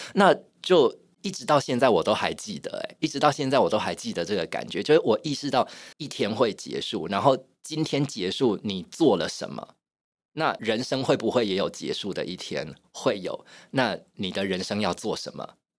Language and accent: Chinese; Yunlin County, Taiwan; 我是云林人， 我在乡村长大